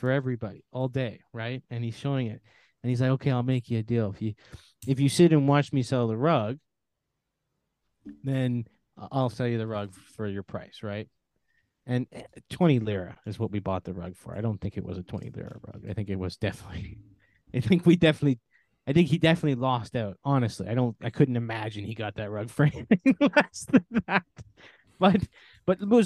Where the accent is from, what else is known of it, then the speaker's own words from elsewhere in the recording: Canada; here where I grew up in Canada, it's very hustle and bustle